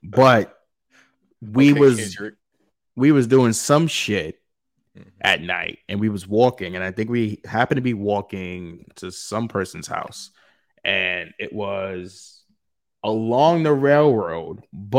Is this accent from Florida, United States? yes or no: no; New York, United States; So for instance, as a New Yorker, you just think Pizza Hut is this fucking hole in the wall shit